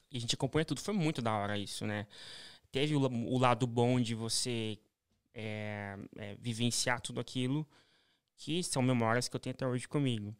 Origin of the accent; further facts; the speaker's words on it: Curitiba, Paraná, Brazil; moved away as an adult; also born or lived in São Paulo; paranaense. Nasci em ah, Curitiba, no Paraná